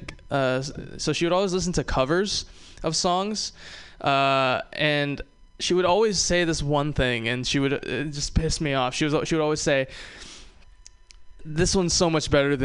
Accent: Hawaii, United States; moved away; I am from Hawaii. I am. I love growing up in Hawaii

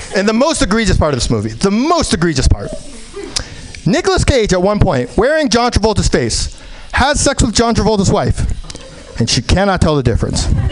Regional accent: New York, United States; I was born in New York

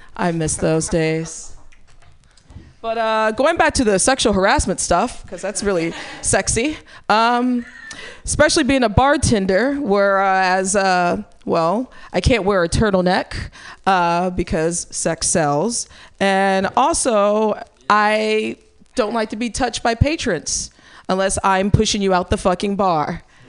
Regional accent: Midwest, United States; now in California, United States; I'm from the Midwest

